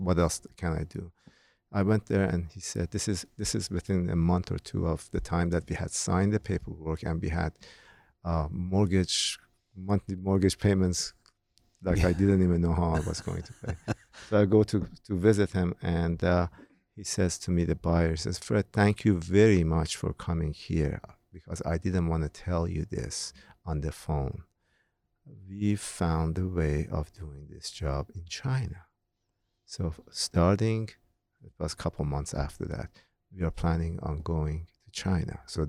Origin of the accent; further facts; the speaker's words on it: Iran; moved away as an adult; now in United States; during the time that I was growing up in Iran, which is 1922.